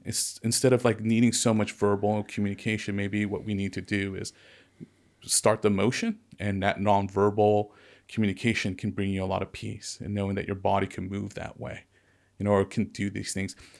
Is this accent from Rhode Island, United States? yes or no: no; Ventura County, California, United States; I was into skateboarding and surfing growing up in Ventura County